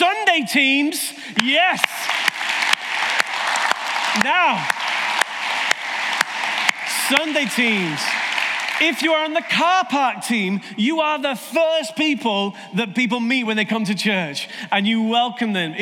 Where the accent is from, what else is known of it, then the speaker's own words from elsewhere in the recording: United Kingdom; we're British